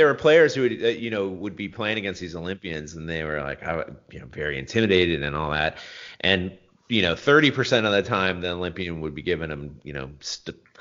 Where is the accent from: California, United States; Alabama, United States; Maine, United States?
California, United States; Bay Area; I was born in the Bay Area